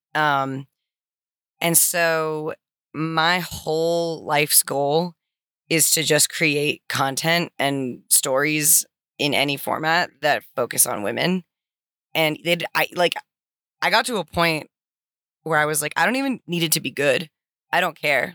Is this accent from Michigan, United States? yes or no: no; Santa Cruz, California, United States; I am originally from Santa Cruz, California